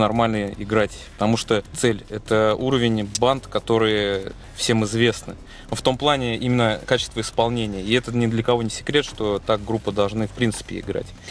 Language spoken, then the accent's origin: Russian; Tolyatti, Samara Oblast, Russia; в наш город